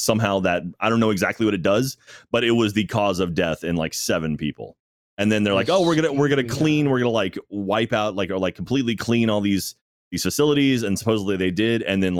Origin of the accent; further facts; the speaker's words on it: Texas, United States; I'm born and raised in Texas